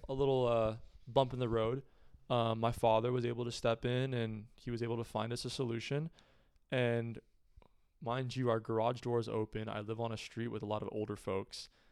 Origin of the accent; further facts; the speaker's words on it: Pleasanton, California, United States; Pleasanton, my hometown, is, is a relatively affluent area